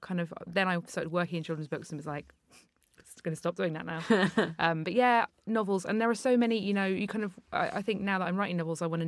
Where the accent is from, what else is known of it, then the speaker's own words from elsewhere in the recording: London, United Kingdom; I grew up very near Zadie Smith in northwest London.